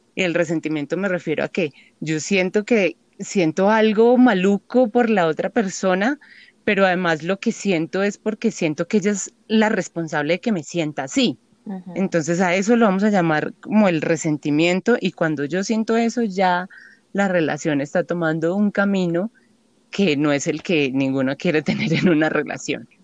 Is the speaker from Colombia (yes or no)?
yes; Paisa, Antioquia, Colombia; Como, como buenas paisas